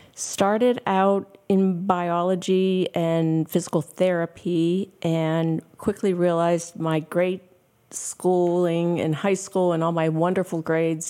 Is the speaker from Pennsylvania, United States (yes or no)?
yes; Pittsburgh, Pennsylvania, United States; moved away as an adult; also born or lived in Ohio / Houston, Texas; I was teaching school back at my hometown in Pittsburgh